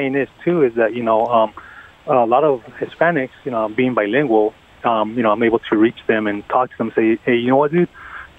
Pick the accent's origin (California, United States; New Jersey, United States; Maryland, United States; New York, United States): California, United States; Hayward; also born or lived in Mexico / Oakland, California; I was raised in Hayward, lived in Oakland for a while, in the East Bay.